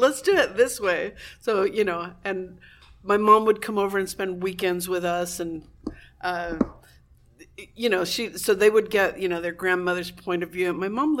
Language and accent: English; Cuba; now in United States; So being Cuban on the West Coast is very different. And you know, I'm walking around. I'm American, obviously. I've raised here.